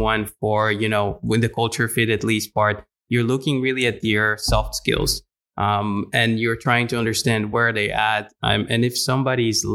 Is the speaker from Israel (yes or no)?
yes; Israel; now in Netherlands; an international person here in the Netherlands, I'm coming originally from Israel